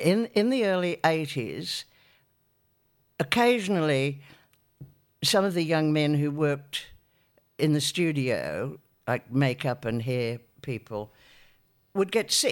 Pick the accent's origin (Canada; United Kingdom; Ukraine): United Kingdom; Newcastle, North East England; Oh, but you'd be surprised at the talent that's come from Newcastle.